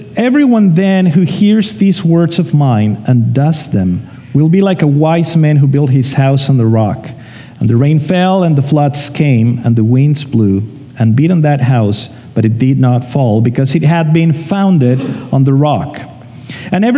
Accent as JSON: {"language": "English", "country": "Mexico", "moved": "as an adult", "lives_now": "Canada", "said": "we're from Mexico, so in a month from today, it's our first year here in Canada."}